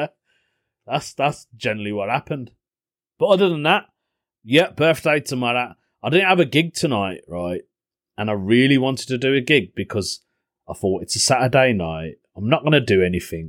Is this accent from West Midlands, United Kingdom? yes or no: yes; Birmingham, West Midlands, United Kingdom; accent: Brummie; they knew I wasn't from the area 'cause of my accent, 'cause I'm a brummie